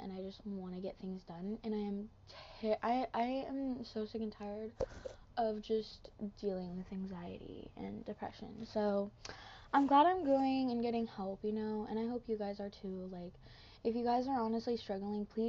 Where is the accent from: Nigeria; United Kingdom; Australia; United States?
United States; Washington; I'm from Washington.